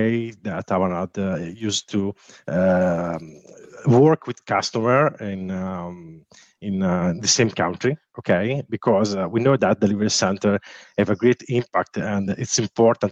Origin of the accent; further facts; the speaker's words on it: Sardinia, Italy; I'm from Italy. I live in Sardinia